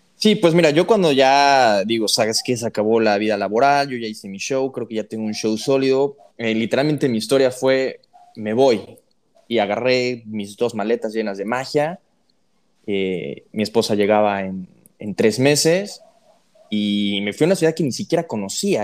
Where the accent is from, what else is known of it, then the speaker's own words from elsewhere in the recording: Puebla, Mexico; yo soy de Puebla